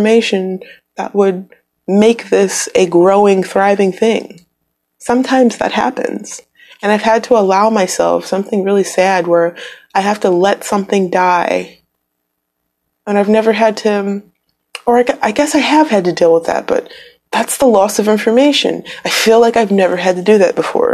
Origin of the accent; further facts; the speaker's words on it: Midwest, United States; moved away; I'm from the Midwest, really windy there, like up by Canada